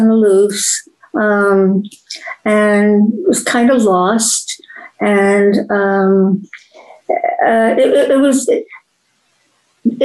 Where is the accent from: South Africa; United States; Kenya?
United States; Cedarhurst, New York; I grew up outside of New York, suburb Cedarhurst